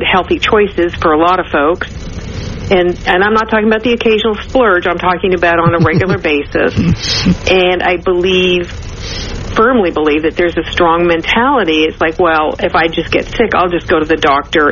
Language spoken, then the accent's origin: English; Canada; moved away as an adult; also born or lived in New Orleans, Louisiana; I'm a Canadian citizen, but I was recruited down to New Orleans